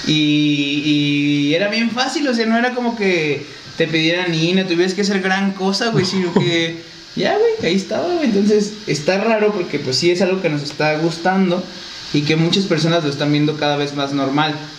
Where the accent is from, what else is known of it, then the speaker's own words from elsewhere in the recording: Mexico; nuestra identidad, a lo mejor como mexicanos